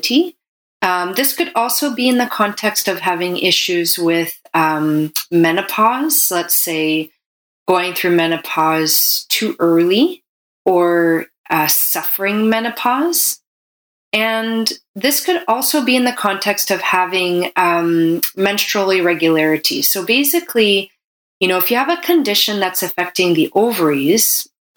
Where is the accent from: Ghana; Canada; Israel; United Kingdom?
Canada; I'm a Canadian medical doctor